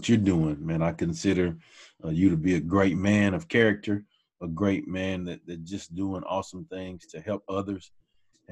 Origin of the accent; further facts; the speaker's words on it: Hearne, Texas, United States; moved away as an adult; also born or lived in Dallas, Texas; we moved back to my mom's hometown of Hearn. And that's where I grew up